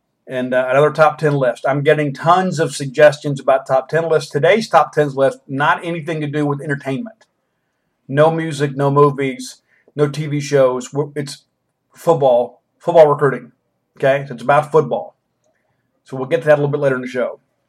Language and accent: English; Chattanooga, Tennessee, United States; I grew up in Chattanooga, Tennessee, and you know, the SEC is kind of what I know.